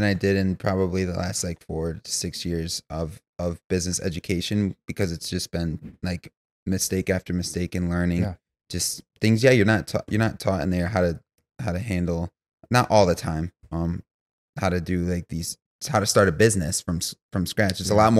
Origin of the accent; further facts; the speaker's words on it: Grand Rapids, Michigan, United States; born and raised in Grand Rapids, Michigan